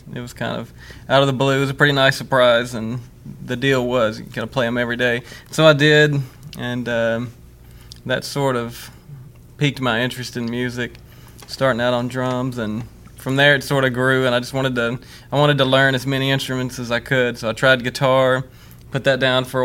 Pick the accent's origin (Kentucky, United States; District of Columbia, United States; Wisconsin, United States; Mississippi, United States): Mississippi, United States; Ware; now in Starkville, United States; I grew up in Ware